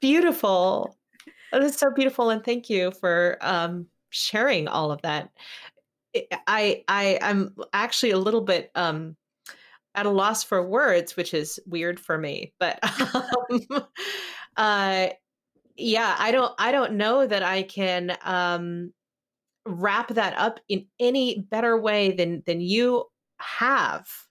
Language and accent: English; California, United States; I grew up in California